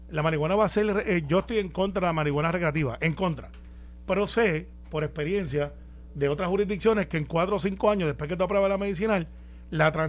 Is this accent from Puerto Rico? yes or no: yes; Puerto Rico; pues, como buenos puertorriqueños estábamos quemando gente